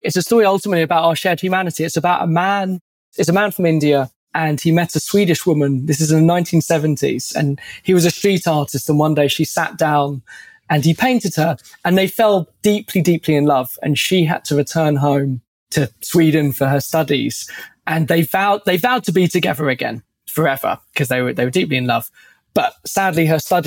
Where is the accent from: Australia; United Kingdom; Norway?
United Kingdom; London; I'm from London. I live in Southeast London